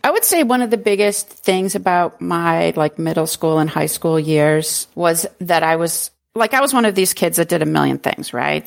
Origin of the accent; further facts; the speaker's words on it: New Hampshire, United States; I grew up in New Hampshire, a very rural New Hampshire.